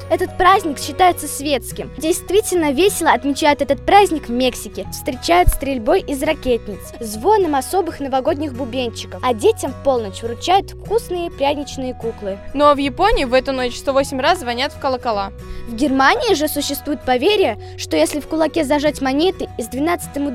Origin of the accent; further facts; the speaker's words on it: Cheboksary, Chuvashia, Russia; Я из города Чебоксары.